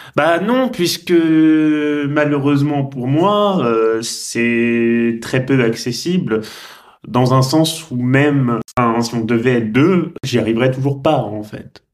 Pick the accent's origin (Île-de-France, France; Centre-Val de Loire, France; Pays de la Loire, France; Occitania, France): Centre-Val de Loire, France; Tours; moved away; also born or lived in Rouen; quand je quittais Rouen, quand j'étais petit pour retourner à Tours où j'habitais